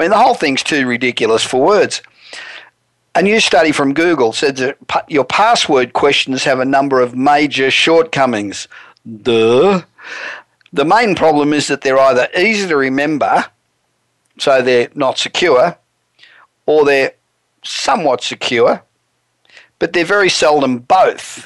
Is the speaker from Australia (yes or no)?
yes; Australia; accent: Australian; moved away as an adult; now in Los Angeles, United States; I probably sound like I'm an Australian, Well, I am